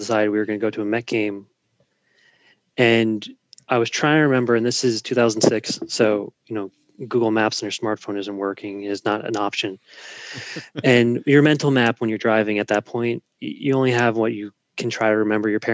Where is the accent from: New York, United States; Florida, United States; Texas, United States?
New York, United States; New York City; moved away; also born or lived in Merrick, Long Island, New York; I grew up in Flushing and didn't move to Merrick with you guys until 98